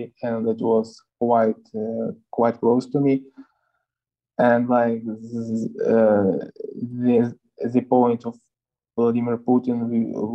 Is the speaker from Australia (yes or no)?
no; Ukraine; also born or lived in Russia; I was born in Russia, but I grew up in Ukraine.